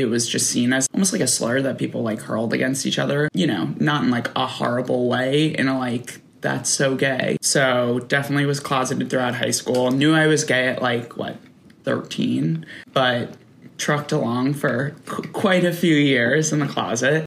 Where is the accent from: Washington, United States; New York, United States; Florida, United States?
New York, United States; I'm from New York. I grew up outside of Manhattan